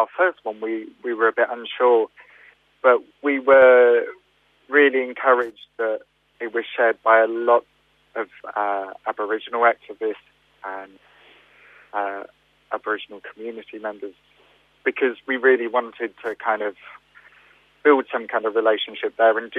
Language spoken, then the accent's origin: English; United Kingdom; we're British people